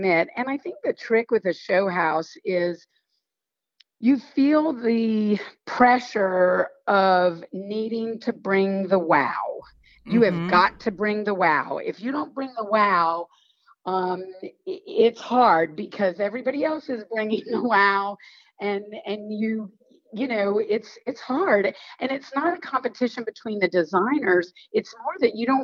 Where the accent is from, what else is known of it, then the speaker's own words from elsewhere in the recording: High Point, North Carolina, United States; I'm from High Point. Mary Powell, who's the woman from the junior league in charge of the show house, we went to grade school together. So I was like, oh, it's High Point. It's down the street from where I grew up